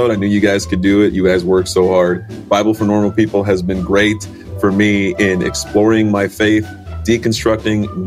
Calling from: Tumbarumba, New South Wales, Australia; from Tumbiumbi in New South Wales, Australia.

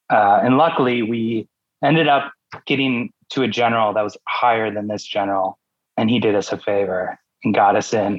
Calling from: New York City, New York, United States; I'm calling in from Brooklyn

